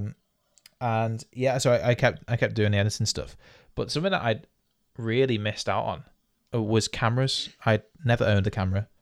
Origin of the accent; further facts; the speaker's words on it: United Kingdom; we're British